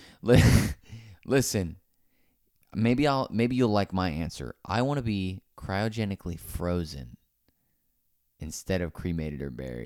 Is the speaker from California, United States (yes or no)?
no; Naples, Florida, United States; I'm from Naples, Florida.